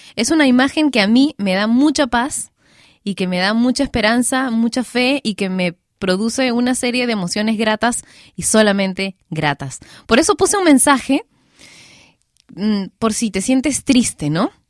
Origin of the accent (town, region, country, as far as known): Peru